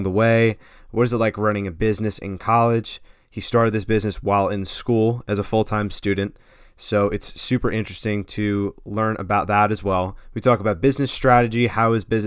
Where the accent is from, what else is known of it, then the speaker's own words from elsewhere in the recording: Freehold, New Jersey, United States; John and I grew up together in Freehold